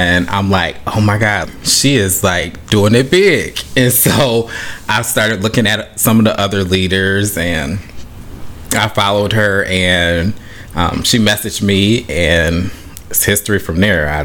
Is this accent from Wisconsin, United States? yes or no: yes; Beloit, Wisconsin, United States; moved away as an adult; also born or lived in Mississippi; now in Florida, United States; I'm originally from Beloit, Wisconsin